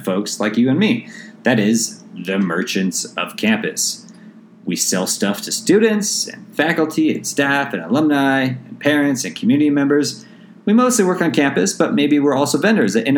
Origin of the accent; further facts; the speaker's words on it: St. Louis, Missouri, United States; moved away as an adult; also born or lived in San Diego, California; after growing up in St. Louis, I moved out to San Diego State for undergrad